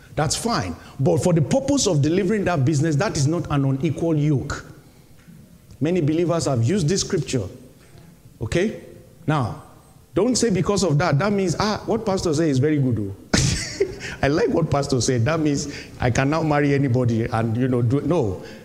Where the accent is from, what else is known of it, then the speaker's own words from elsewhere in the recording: Nigeria; moved away as an adult; Nigeria, my home country